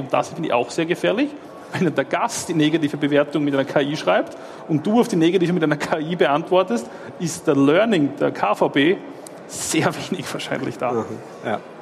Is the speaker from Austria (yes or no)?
yes; Austria; now in Switzerland; Ich bin Österreicher